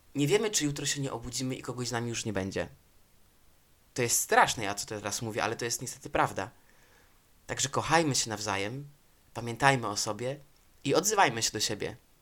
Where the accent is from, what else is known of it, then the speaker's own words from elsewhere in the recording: Poland; moved away as an adult; now in Spain; w wieku 21 lat, tak, 22 wyjechałem z Hiszpanii, e, z Polski, przepraszam, i przyjechałem do Hiszpanii